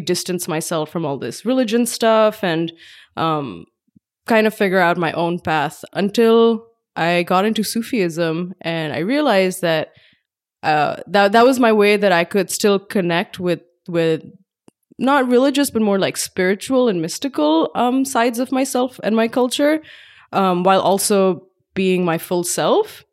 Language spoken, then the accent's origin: English; Pakistan; moved away as an adult; now in Bay Area, United States; I grew up in Pakistan